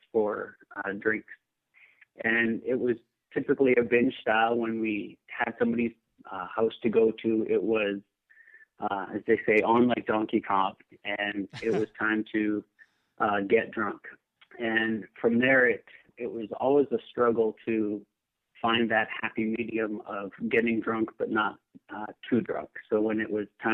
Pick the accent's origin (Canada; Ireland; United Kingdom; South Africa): Canada; moved away as an adult; also born or lived in Davis, California; now in Seattle, United States; I grew up in Canada, and my wife and I moved down